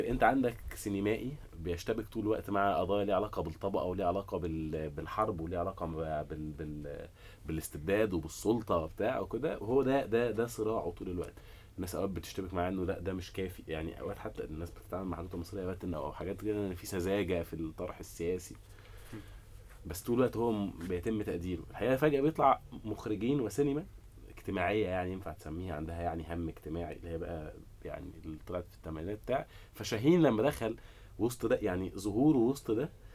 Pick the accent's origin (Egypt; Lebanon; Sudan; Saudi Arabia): Egypt; انا مواطن مصري